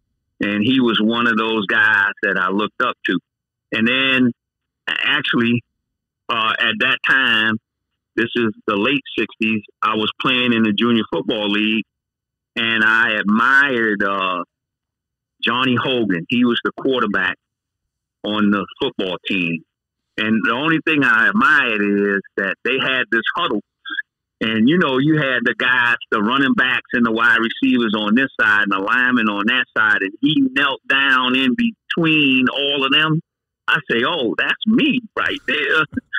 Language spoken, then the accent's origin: English; Key West, Florida, United States; I grew up in Key West all my life until I went away to school. And then eventually I came back after a while